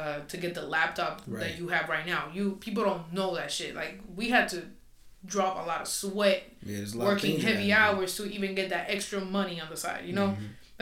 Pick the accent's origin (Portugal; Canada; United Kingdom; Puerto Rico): Puerto Rico; English is a second language; moved away; also born or lived in Florida; I'm Spanish. I'm from, soy de Puerto Rico, so it is what it is. So my accent is going to come out sometimes.